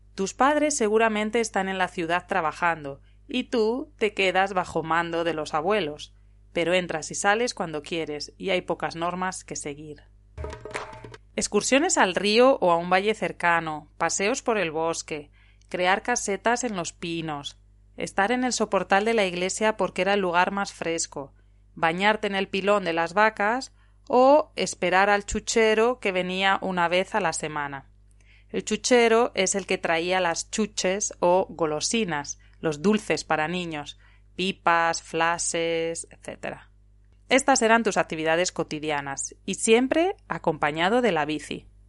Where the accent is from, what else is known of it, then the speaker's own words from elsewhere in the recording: Spain; also born or lived in León province (family village); now in Italy; una profesora española en Italia